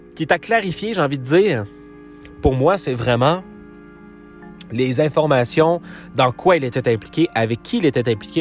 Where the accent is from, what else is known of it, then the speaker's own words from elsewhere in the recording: Quebec, Canada; je viens du Québec, je viens du Canada